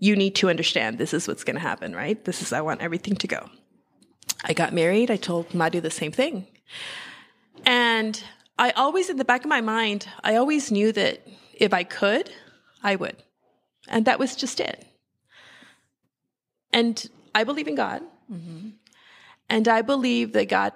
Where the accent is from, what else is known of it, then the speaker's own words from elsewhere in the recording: El Paso, Texas, United States; now in Los Angeles, United States; I was raised in Texas, El Paso, Texas